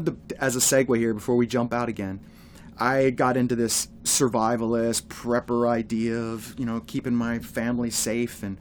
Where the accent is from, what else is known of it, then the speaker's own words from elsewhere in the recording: Pennsylvania, United States; I grew up in Pennsylvania